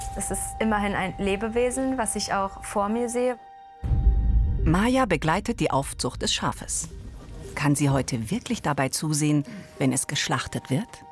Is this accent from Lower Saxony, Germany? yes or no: yes; Oldenburg, Lower Saxony, Germany; moved away as an adult; now in Göttingen, Germany; komme aber gebürtig aus Oldenburg